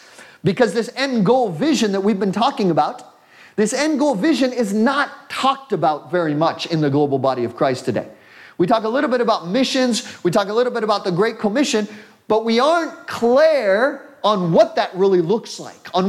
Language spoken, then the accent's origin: English; United States; I'm an American